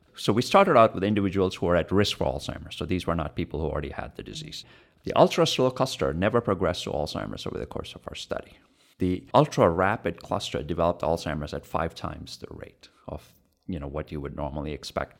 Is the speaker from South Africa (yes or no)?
no; India; now in United States; I'm an Indian growing up in India